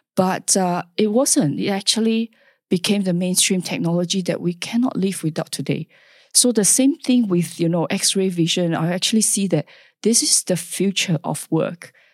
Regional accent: Singapore; moved away as an adult; now in Perth, Australia; I was born in Singapore, uh, where the culture is, uh, very interesting

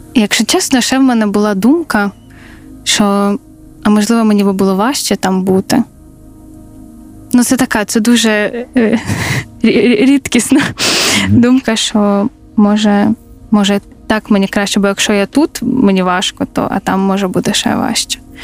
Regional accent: Zaporizhzhia, Zaporizhzhia Oblast, Ukraine; moved away as an adult; also born or lived in Lviv; я з Запоріжжя

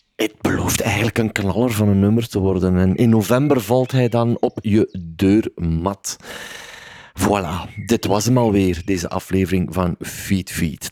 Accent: Flanders, Belgium; Bij ons in Vlaanderen

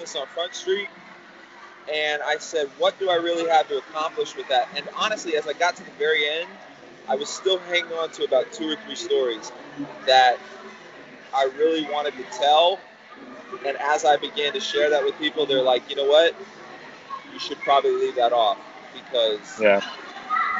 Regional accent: South Florida, United States; also born or lived in Ybor City; Something about South Florida that like we have a certain, something weirdness

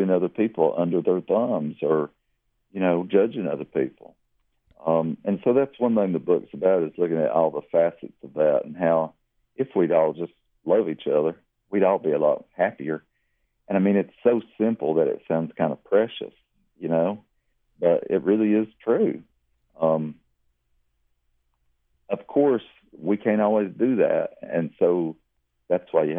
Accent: Lily, Kentucky, United States; also born or lived in Leslie County, Kentucky; now in Berea, United States; I grew up really near the Kentucky-Tennessee border

